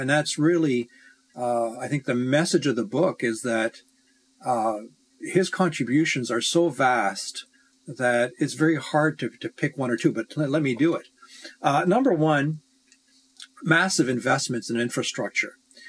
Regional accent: Canada

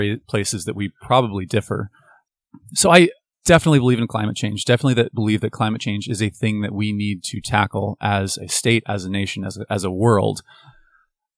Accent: Bend, Oregon, United States; also born or lived in Portland, Oregon; I was born in Portland, moved to Bend when I was 7. Graduated from high school there.

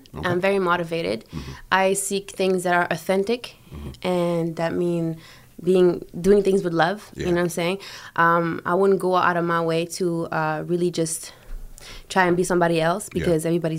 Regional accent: Germany; born there; And I was born in Germany.

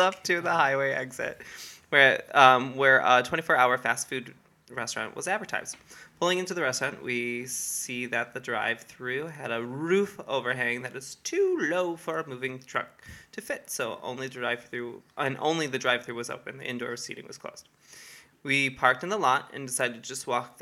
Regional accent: near Detroit, Michigan, United States; I'm from Michigan and near Detroit

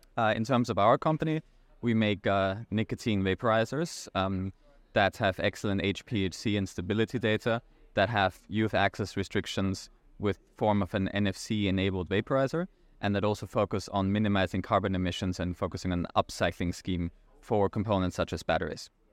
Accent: Vienna, Austria; now in New York City, United States; I'm originally from Austria, uh, from Vienna, but I live in the United States in New York City

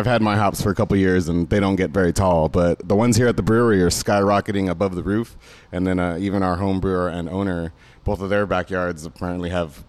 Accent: Southern California, United States; now in Sacramento, United States; I grew up in Southern California

